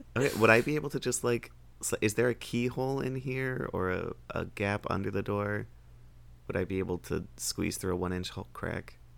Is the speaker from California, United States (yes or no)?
no; South Florida, United States; I grew up in South Florida